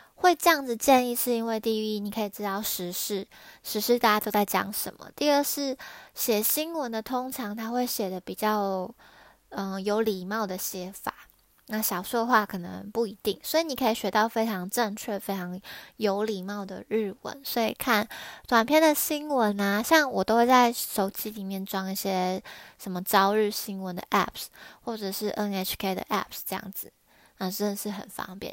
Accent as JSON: {"language": "Chinese", "country": "Taiwan", "moved": "yes", "lives_now": "Japan", "said": "我是在日本工作的台湾人"}